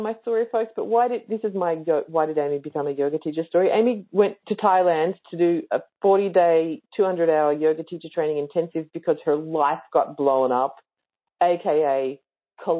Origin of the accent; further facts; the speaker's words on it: Victoria, Australia; I'm in Queensland and I'm from Victoria